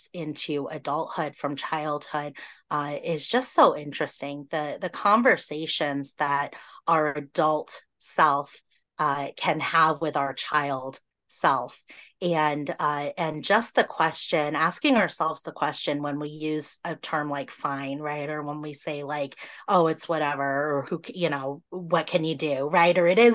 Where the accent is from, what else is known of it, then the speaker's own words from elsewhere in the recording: Massachusetts, United States; now in Iowa, United States; I grew up in Massachusetts